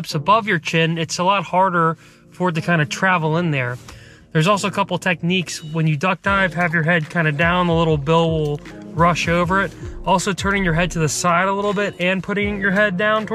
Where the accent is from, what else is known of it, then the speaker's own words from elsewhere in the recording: East Coast, United States; growing up on the East Coast